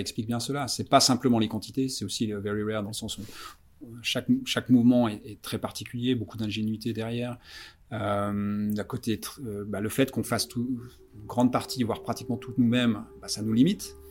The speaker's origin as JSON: {"language": "French", "area": "Vallée de Joux", "region": "Vaud", "country": "Switzerland", "tie": "born or raised there", "moved": "as an adult", "lives_now": "Zurich, Switzerland", "said": "Je suis suisse-français, j'ai grandi à, la Vallée de Joux, donc dans les euh, montagnes vaudoises"}